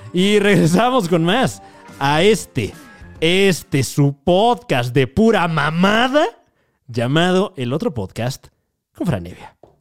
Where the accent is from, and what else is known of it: Mexico